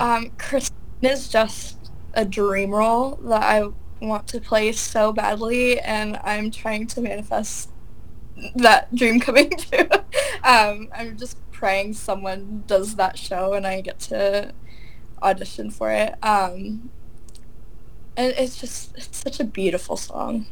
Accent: Wallaceburg, Ontario, Canada; I'm actually from Wallaceburg

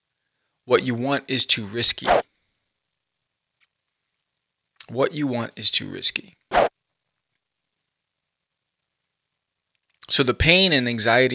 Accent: New York, United States; I grew up in New York

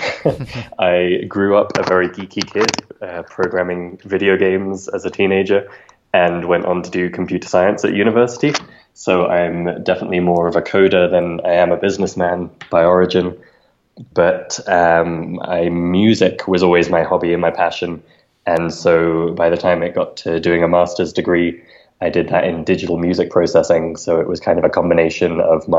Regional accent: London, United Kingdom; moved away as an adult; also born or lived in Ecuador; now in Mexico City, Mexico; I'm originally from London and lived most of my life in the UK

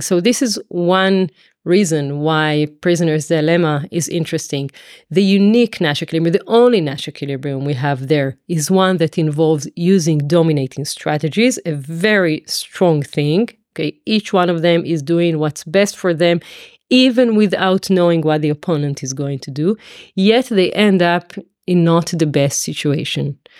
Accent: Israel; moved away as an adult; also born or lived in Tel Aviv / Paris; now in London, United Kingdom; I come from Israel originally

